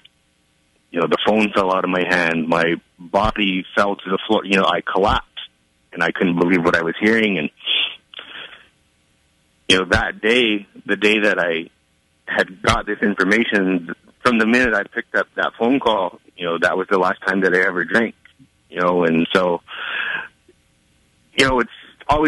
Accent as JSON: {"language": "English", "town": "Tama", "region": "Iowa", "country": "United States", "said": "I am from Tama, Iowa"}